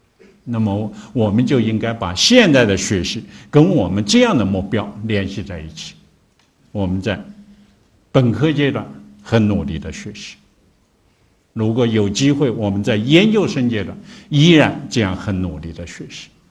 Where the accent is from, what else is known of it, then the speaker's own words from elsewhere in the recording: China; 或者说我们中国人编的，这个它都是其中很多也一或者有相当一些吧，提的都是外国人的名字